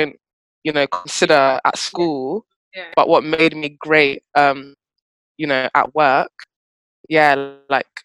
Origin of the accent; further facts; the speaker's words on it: United Kingdom; being like British born, but your family will not let you forget your roots